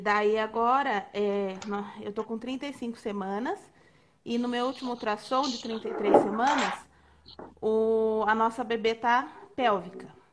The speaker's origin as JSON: {"language": "Portuguese", "town": "Porto Feliz", "region": "São Paulo", "country": "Brazil", "said": "nós somos de Porto Feliz"}